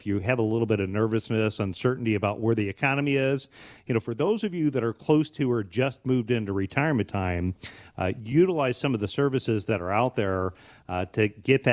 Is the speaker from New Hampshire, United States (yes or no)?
no; Bryan, Ohio, United States; now in Waterville, United States; I grew up in Bryan, Ohio, so about an hour west of here